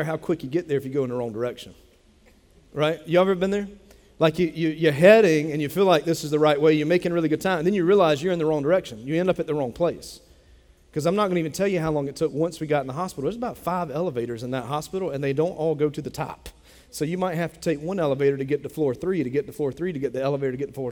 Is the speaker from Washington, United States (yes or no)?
no; Dillon, South Carolina, United States; Bennettsville is 30 minutes from where I grew up in Dillon